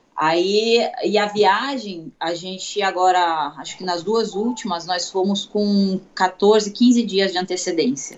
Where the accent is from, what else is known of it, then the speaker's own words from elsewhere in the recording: Itu, São Paulo, Brazil; also born or lived in Santos; now in São Paulo, Brazil; Eu sou de Itu, interior